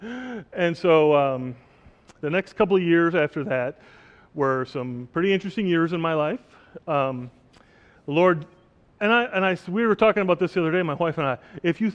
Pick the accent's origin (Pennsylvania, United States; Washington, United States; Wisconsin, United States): Wisconsin, United States; Oshkosh; moved away as an adult; also born or lived in the Caribbean; now in Oshkosh, United States; I was born and raised in Oshkosh, Wisconsin